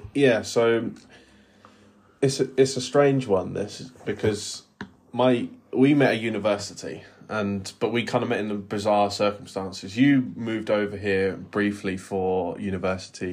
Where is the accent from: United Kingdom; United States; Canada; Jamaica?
United Kingdom; England; as an English person